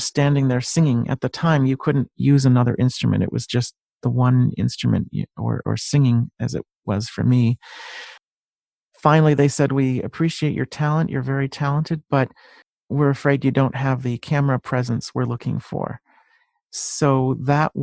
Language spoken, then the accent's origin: English; Bristol, Connecticut, United States; also born or lived in Manchester, Connecticut; I grew up in Bristol, Connecticut. I'm not very far from Hartford either, but I'm in Manchester.